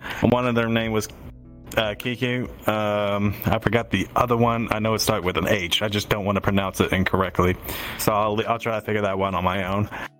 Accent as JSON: {"language": "English", "country": "Canada", "said": "I'm Canadian, though."}